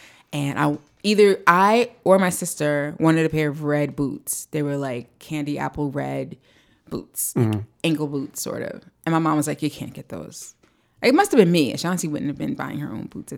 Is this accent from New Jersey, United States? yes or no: yes; East Orange, New Jersey, United States; I'm from East Orange, New Jersey